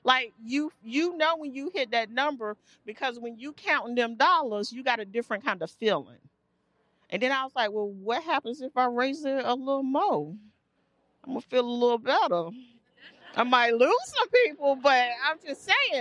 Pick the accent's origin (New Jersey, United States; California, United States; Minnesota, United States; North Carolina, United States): North Carolina, United States; Durham; I grew up poor. I grew up here in Durham